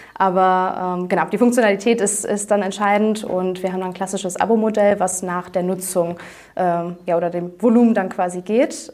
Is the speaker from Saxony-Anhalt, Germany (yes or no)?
no; Aachen, North Rhine-Westphalia, Germany; moved away as an adult; now in Cologne, Germany; Aachen, äh, meine Heimat